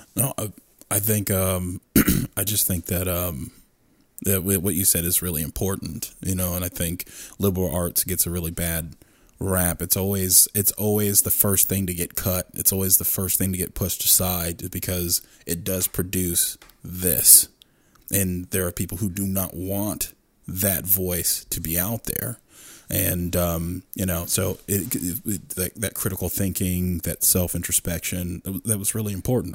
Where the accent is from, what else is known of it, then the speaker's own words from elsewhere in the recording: Stafford, Virginia, United States; I grew up in Stafford. I grew up in suburbia.